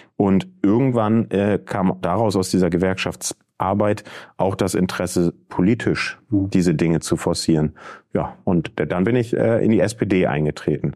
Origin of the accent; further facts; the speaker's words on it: Verden district, Lower Saxony, Germany; also born or lived in Bremen / Berlin; Ich komme aus dem Landkreis Pferden. Ähm, da bin ich aufgewachsen, bin ich zur Schule gegangen